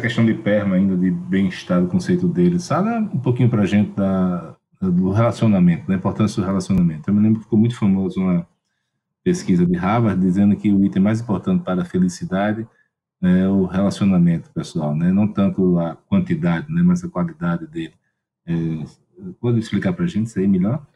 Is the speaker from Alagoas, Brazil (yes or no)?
yes; Maceió, Alagoas, Brazil; eu sou de Maceió, né? E lá em Alagoas